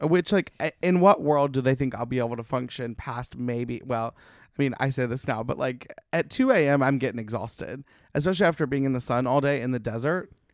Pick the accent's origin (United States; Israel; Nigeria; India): United States; Alabama; now in Los Angeles, United States; that's where we grew up going to in Alabama